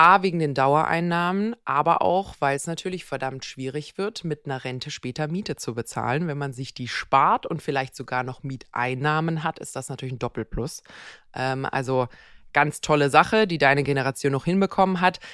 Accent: Croatia; moved away; in meiner Heimat Kroatien

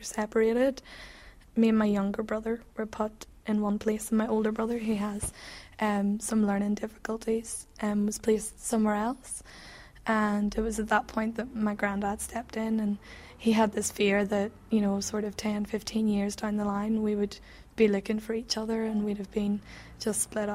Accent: England, United Kingdom; accent: English; my silly English accent

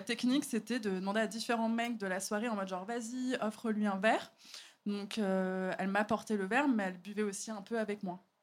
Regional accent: Paris, Île-de-France, France; je suis parisienne

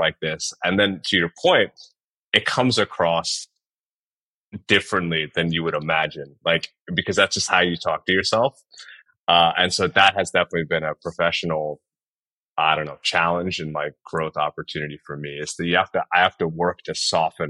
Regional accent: New York, United States; moved away as an adult; now in Nashville, United States; I grew up in New York.

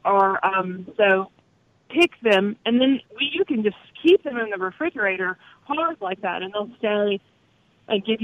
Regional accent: Vardaman, Mississippi, United States; the community that I grew up in and around Vardaman, Calhoun County

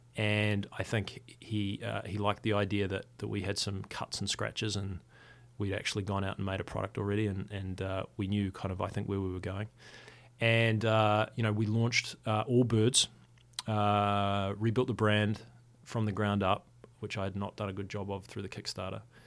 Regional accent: Wellington, New Zealand; to qualify in my hometown

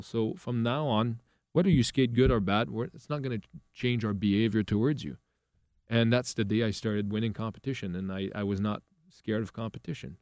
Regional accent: Quebec, Canada; English is a second language; I am from a very, very small area

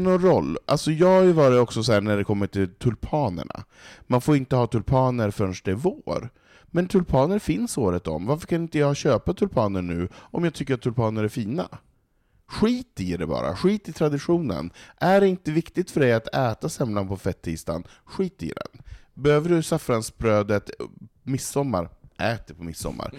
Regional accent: Norrland, Sweden; now in Stockholm, Sweden; jag som norrlänning som har valt att bo i en storstad, som vill bo i storstad i betong

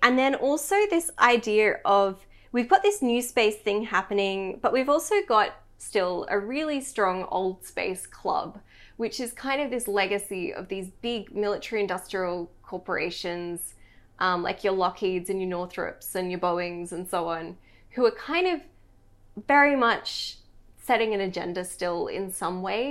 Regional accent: Australia; as an Australian

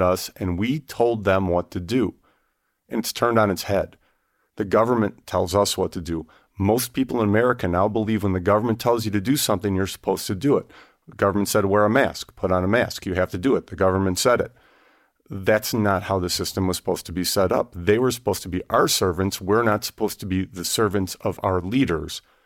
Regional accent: Wyoming, United States; I'm from Wyoming

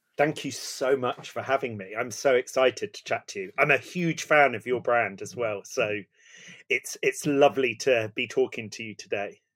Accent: Somerset, South West England, United Kingdom; also born or lived in East London; I was born in East London and brought up down in Somerset

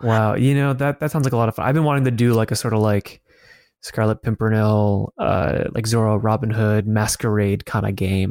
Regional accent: Colorado, United States; moved away; also born or lived in Los Angeles, California; growing up in Colorado and even in L

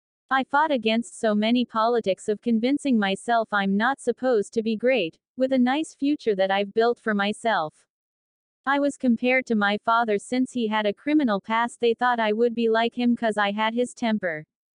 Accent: Las Vegas, Nevada, United States; Growing up in Las Vegas in the United States, many see this city as a lucky jackpot town because it is called Sin City.

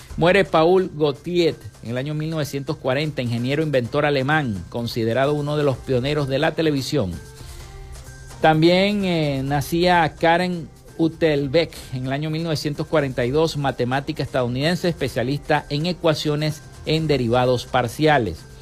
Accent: Zulia, Venezuela; nosotros los zulianos

